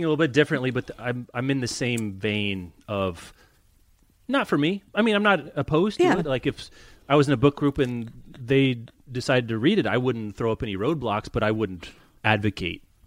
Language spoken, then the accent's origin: English; Lawrence, Kansas, United States; I'm from Lawrence, Kansas, so Topeka High is about 15 mm-hmm. miles from where I grew up